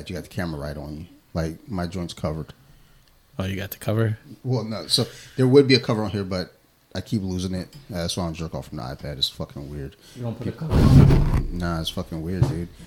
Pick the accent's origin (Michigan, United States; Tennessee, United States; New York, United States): Michigan, United States; Detroit; I'm from Detroit, Michigan.